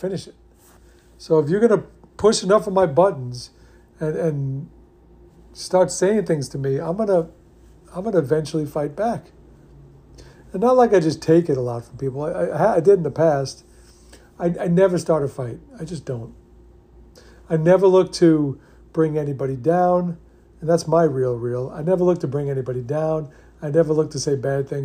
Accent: New York, United States; I grew up in New York

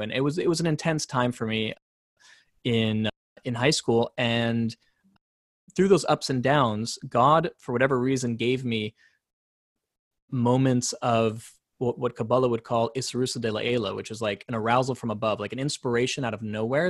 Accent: San Diego, California, United States; also born or lived in South Africa; I grew up in Southern California

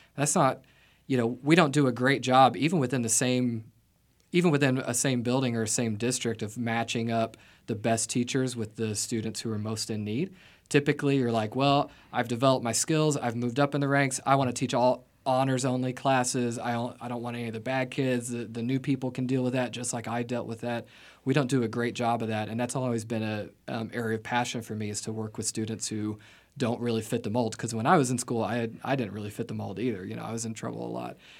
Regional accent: Vienna, Illinois, United States; moved away; I grew up in Vienna, Illinois. It's a, um, small town in, um, what I would call southernmost Illinois

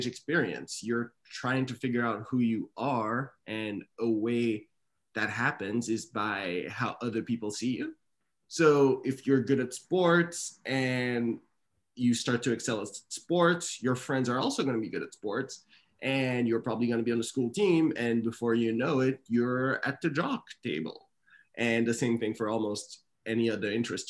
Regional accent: Canada; moved away; also born or lived in Austin, Texas; I grew up in Canada.

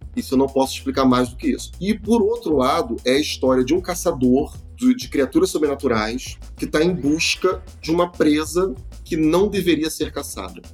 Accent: Rio de Janeiro, Brazil; nós que somos do Rio de Janeiro

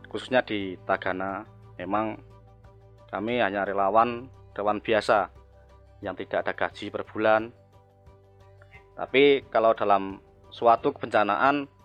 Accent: Kaloran, Central Java, Indonesia; Saya dari Kaloran berdomisili di desa paling pojok perbatasan dengan Kandangan yaitu di Kemloko, Tempuran, Kaloran, Temanggung.

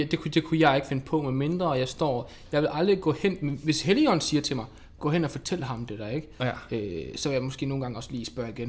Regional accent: Denmark; er dansker, ikke?

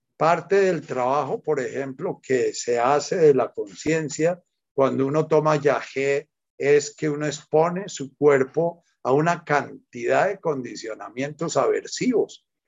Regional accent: Buga, Valle del Cauca, Colombia; desde que era chiquitico me crié en Buga

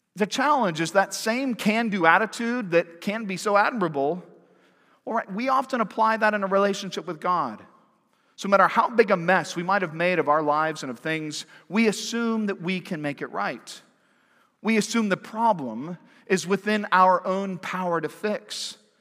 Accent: Pac-12 territory, the West, United States; also born or lived in Washington, D.C., United States; now in Fayetteville, United States; I grew up in Pac twelve territory

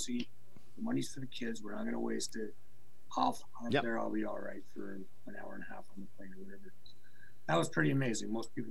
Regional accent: Hamilton, Ontario, Canada; also born or lived in Toronto; I was from Hamilton

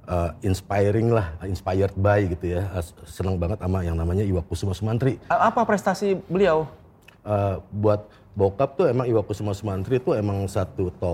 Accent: Jakarta, Indonesia; born there; Enggak, gue lahir di Jakarta, tapi gue kuliah di Bandung.

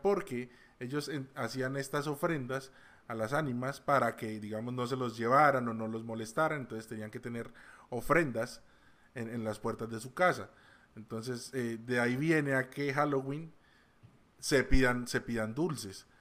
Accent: Colombia; aquí en Colombia, de donde soy yo

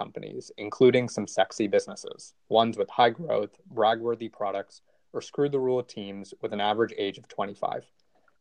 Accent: Atlanta, Georgia, United States; also born or lived in New York / Boston / San Francisco; I'm a native from Atlanta

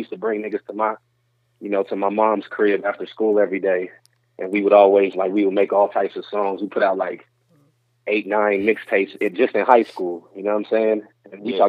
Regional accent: Denver, Colorado, United States; also born or lived in North Dakota; we moved to Denver when I was like 1 year old, so I'd have been here. So I just say I'm from here

